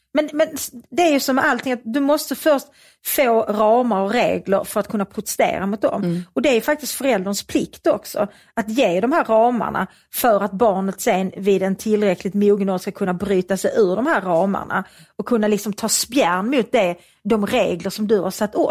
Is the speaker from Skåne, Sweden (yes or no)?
yes; Svedala, Skåne, Sweden; i Svedala där jag växte upp